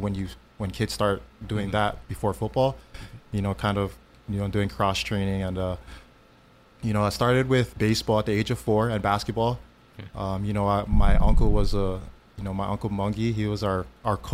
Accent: Honolulu, Hawaii, United States; also born or lived in Palolo, Honolulu; So we grew up in Makiki Park. Mm-hmm. So right next to Punahou, actually, on Metcalf Street.

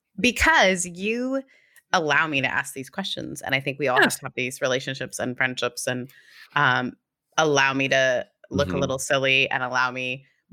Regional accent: Canada; I'm Canadian. It's hard to tell if we're being serious or we're joking.

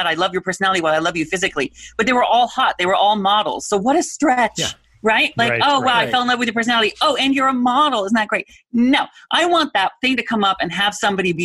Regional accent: Washington, United States; now in Southern California, United States; I grew up in Washington State, so we know rain

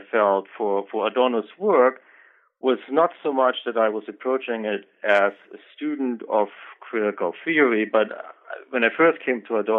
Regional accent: Germany; now in United States; I am originally from Germany. I took some undergraduate courses in a number of fields, actually, at the University of Hamburg. I moved on to Michigan for my graduate work

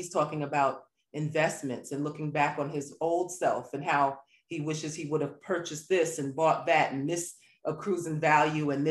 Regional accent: New York City, New York, United States; I'm a New Yorker

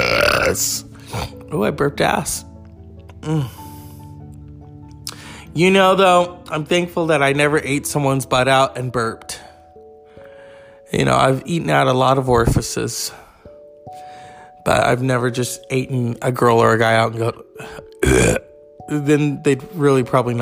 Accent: California, United States; As a Californian

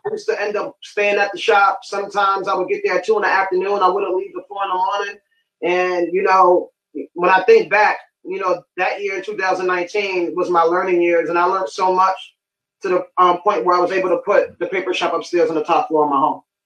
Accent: New York City, New York, United States; I'm from Bronx, New York. Uh, two W go to White Plains. Fun fact: grew up living down the block from …

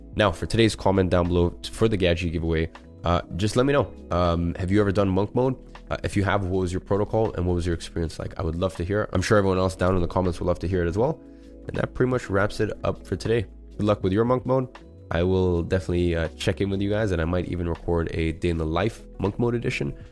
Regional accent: London, United Kingdom; moved away as an adult; now in Dubai, United Arab Emirates; growing up in London for 17 years and being able to walk everywhere

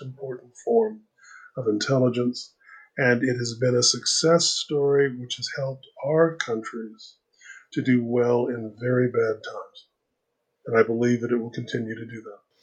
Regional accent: Canada; I am a Canadian liberal

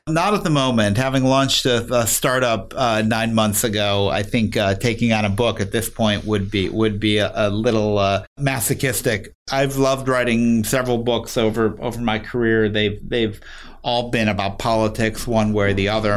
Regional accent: Chicago, Illinois, United States; I grew up in Chicago on the north side

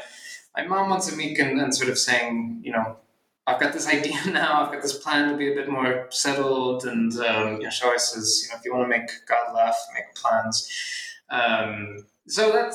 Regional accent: Philadelphia, Pennsylvania, United States; I'm from Philadelphia

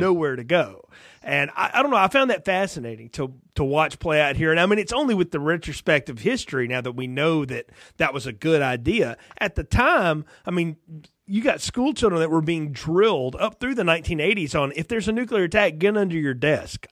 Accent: near Huntsville, Alabama, United States; I'm from Alabama, not far from Huntsville, where a lot of that happened

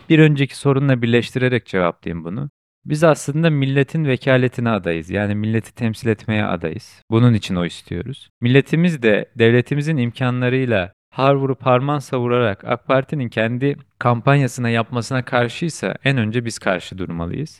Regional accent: Kahramanmaraş, Turkey; now in Istanbul, Turkey; Ben Kahramanmaraşlıyım. Kahramanmaraş'ta depremi yaşamış bir vatandaşım.

